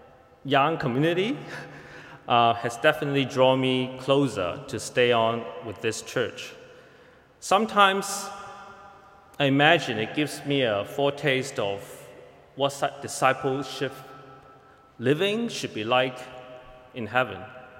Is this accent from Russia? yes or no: no; Hong Kong; moved away as an adult; now in Toronto, Canada; I came from Hong Kong to Toronto about 3 years ago when I began my seminary study just across the street at Knox College.